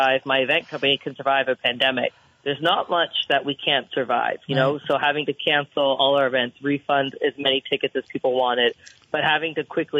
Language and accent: English; Canada; We love our Canadian healthcare.